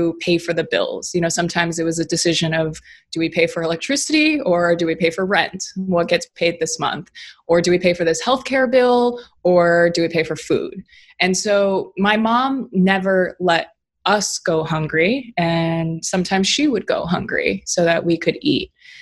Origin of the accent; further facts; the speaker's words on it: Hawaii, United States; I was born and raised in Hawaii